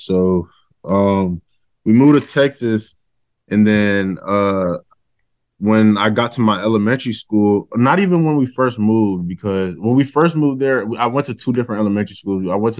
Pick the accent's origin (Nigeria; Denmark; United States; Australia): Nigeria; I'm Nigerian, so that gives you a little background of the last name.